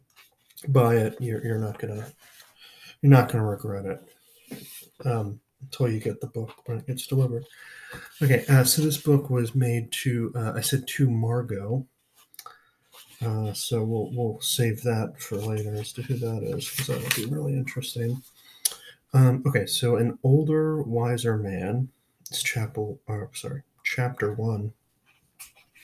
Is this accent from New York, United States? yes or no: no; Media, Pennsylvania, United States; I lived in Media, the suburbs of Pennsylvania, or Philadelphia